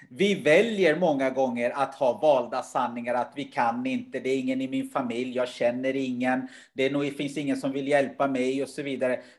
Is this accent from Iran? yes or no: no; Uganda; born there; Självklart har jag då perspektivet eftersom jag var född i Uganda och vet hur kanske andra har det och hur tufft det skulle kunna vara.